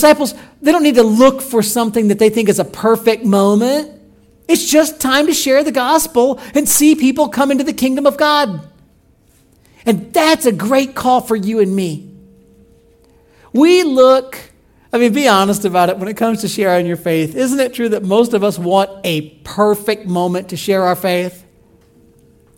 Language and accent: English; Illinois, United States; moved away; I grew up in Illinois